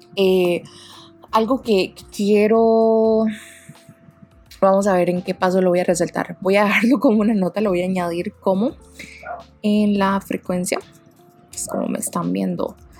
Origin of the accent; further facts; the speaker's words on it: Costa Rica; Yo soy de Costa Rica